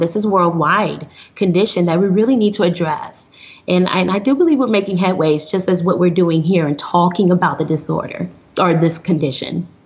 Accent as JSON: {"language": "English", "town": "Flint", "region": "Michigan", "country": "United States", "moved": "yes", "lives_now": "Houston, United States", "said": "I'm originally from Flint, Michigan"}